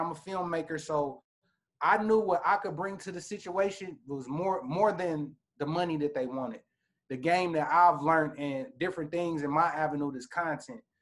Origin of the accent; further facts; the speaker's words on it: Indianapolis, Indiana, United States; I'm from the Midwest, Indianapolis, Indiana.